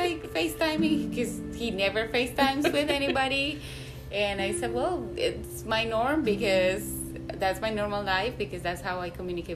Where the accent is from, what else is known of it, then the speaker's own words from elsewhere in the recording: Medellín, Antioquia, Colombia; moved away; Colombia, where I am originally from. I am from Medellin